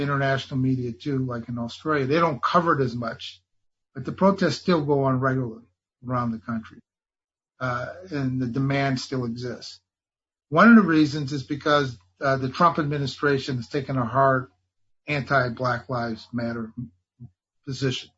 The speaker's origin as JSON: {"language": "English", "region": "California", "country": "United States", "said": "I'm from Northern California outside San Francisco"}